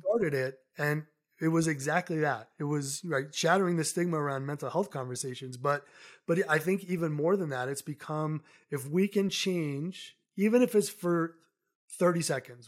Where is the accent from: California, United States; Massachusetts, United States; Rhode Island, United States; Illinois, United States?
Massachusetts, United States; Somerset; moved away as an adult; also born or lived in New York City; now in Colorado, United States; I grew up in New England, so I grew up in a very small town in southeastern Massachusetts called Somerset.